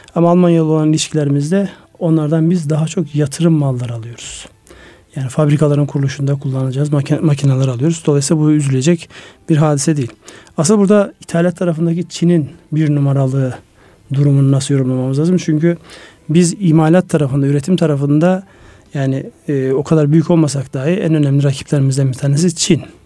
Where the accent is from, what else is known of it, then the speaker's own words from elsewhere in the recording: Ardahan, Turkey; benim memleketim Ardahan